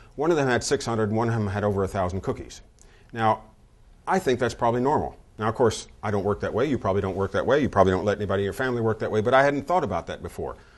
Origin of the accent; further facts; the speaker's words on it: the South, United States; moved away; I grew up in the South. My dad worked for Textile Mills